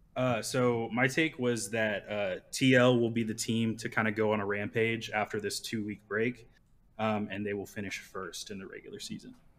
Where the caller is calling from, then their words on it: Dallas, Texas, United States; I'm calling from Dallas, Texas